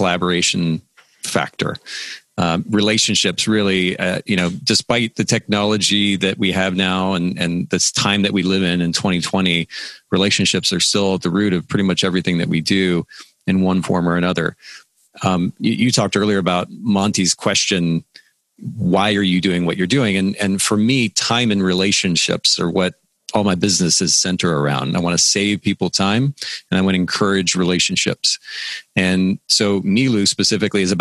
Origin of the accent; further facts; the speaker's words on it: Japan; now in Chattanooga, United States; I grew up in Japan